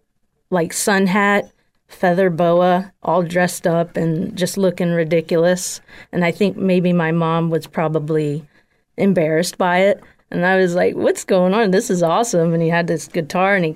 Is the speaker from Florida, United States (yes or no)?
yes; Fort Myers, Florida, United States; also born or lived in Maryland; I was born in Maryland. But I've lived here since I was three, so Florida is really all I know